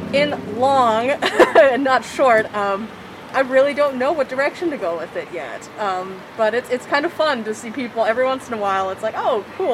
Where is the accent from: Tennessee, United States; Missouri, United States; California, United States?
California, United States; Sanger; also born or lived in Central Valley, California; originally Sanger, California, but I've kind of bounced all around the valley and kind of all around the central state in general, also